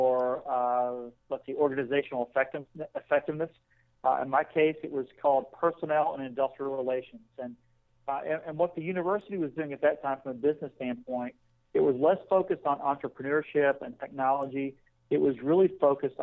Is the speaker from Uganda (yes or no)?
no; Appalachia, United States; I grew up in Appalachia